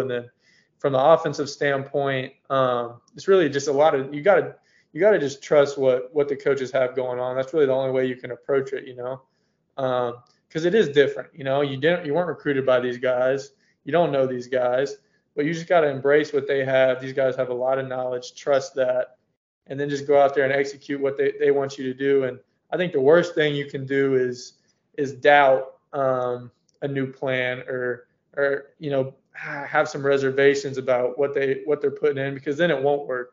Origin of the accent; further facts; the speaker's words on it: Gainesville, Florida, United States; Growing up in Gainesville is fun